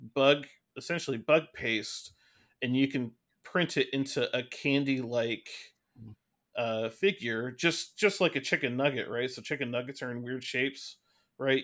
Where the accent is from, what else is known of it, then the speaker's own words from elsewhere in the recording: Seattle, Washington, United States; we're from Seattle